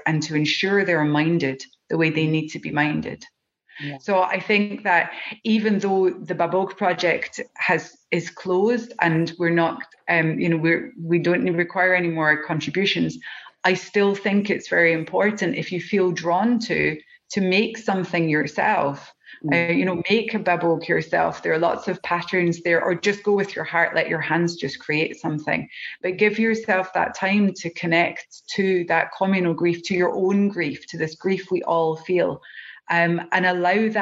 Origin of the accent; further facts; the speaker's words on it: Scotland, United Kingdom; accent: Scottish; As you can hear from my accent, I'm Scottish